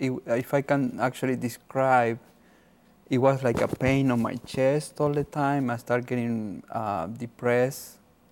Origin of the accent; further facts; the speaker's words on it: Argentina; moved away; I'm from Argentina.